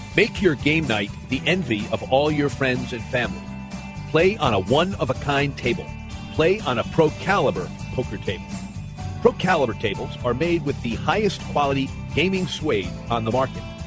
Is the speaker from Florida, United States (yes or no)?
no; Long Island, New York, United States; I grew up on Long Island, New York